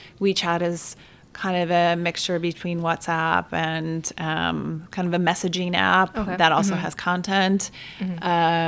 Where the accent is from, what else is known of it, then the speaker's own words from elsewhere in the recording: Chicago, Illinois, United States; also born or lived in Siena, Italy; growing up on the South Side and living here